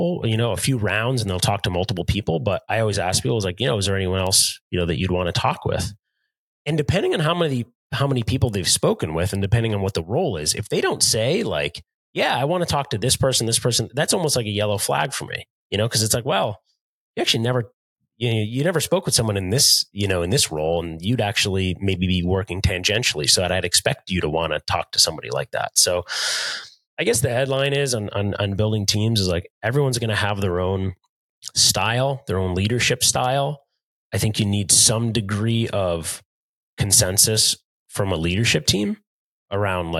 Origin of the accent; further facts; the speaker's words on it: United States; I was born an hour outside of New York City